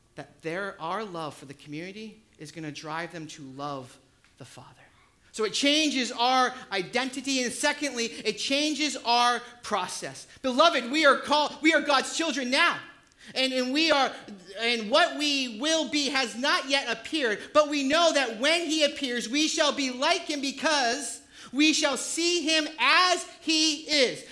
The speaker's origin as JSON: {"language": "English", "region": "New Hampshire", "country": "United States", "tie": "born or raised there", "said": "I grew up in New Hampshire"}